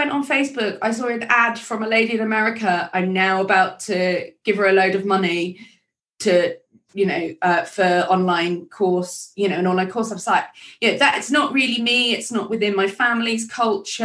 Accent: England, United Kingdom; I just feel like such a posh English person

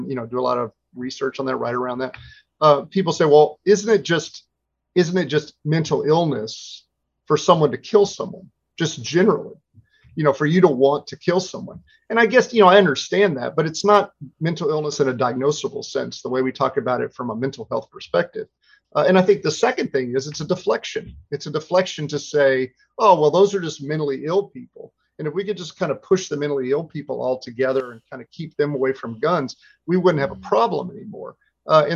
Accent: Texas, United States; I come from Texas

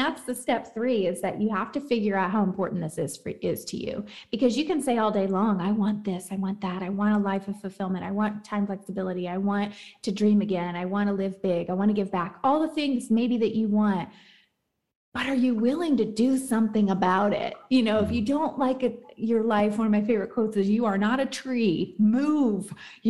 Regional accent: the South, United States; I'm from the South, like I got married young

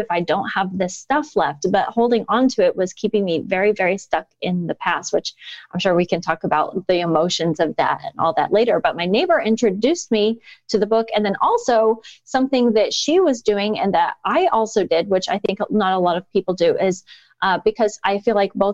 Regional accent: Indiana, United States; moved away as an adult; also born or lived in China; I was back in my home state of Indiana

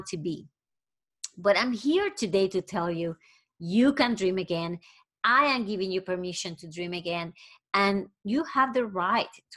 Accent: Puerto Rico; I am originally from Puerto Rico

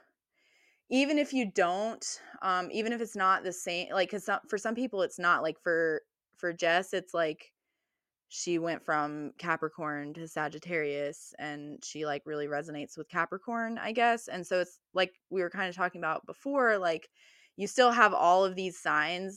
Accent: United States; I'm from the United States

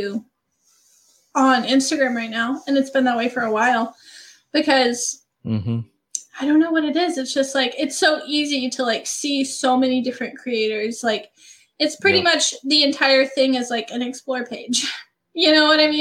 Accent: small town in Georgia, United States; I grew up in a small town in Georgia. That's where I'm from.

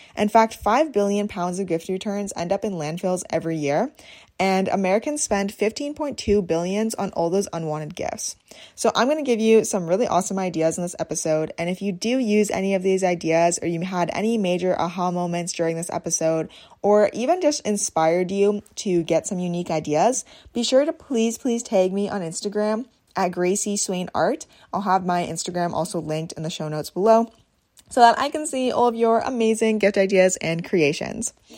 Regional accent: Swan Lake First Nation, Manitoba, Canada; I'm Bear Clan from Swan Lake First Nation, Treaty One Territory

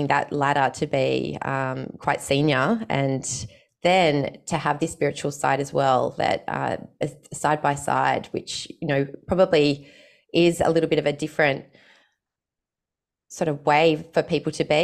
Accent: Australia; my little Australian life

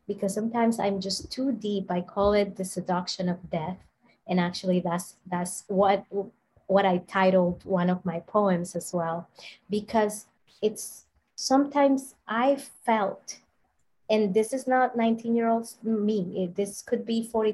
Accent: Dominican Republic; I'm from the Dominican Republic

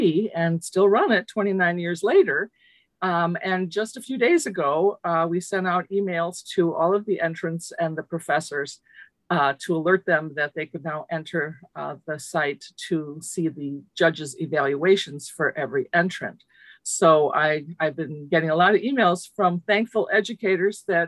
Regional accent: Chicago, Illinois, United States; first language Lithuanian; English is a second language; I grew up in Chicago, the child of refugees from Lithuania. I was monolingual in Lithuanian until I started kindergarten

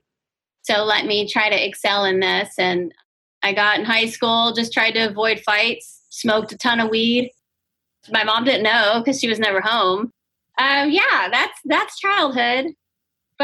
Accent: St. Petersburg, Florida, United States; I grew up in South St. Pete

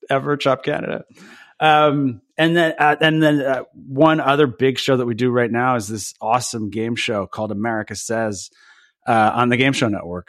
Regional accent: Belvidere, New Jersey, United States; I grew up, uh, at the very, very edge of Jersey, we used to say the way to get to Belvedere is you would pass

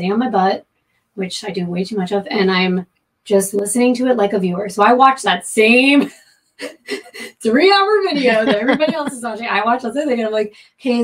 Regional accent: Florida, United States; moved away as an adult; now in California, United States; I'm from Florida

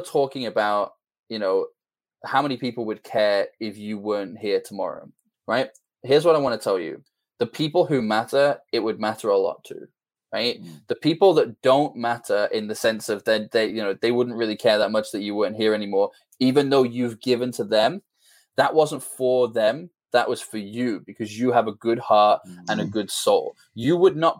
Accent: just outside Liverpool, North West England, United Kingdom; Just outside Liverpool in the UK

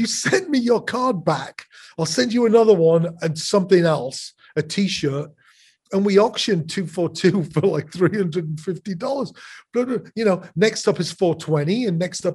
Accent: England, United Kingdom; now in Chicago, United States

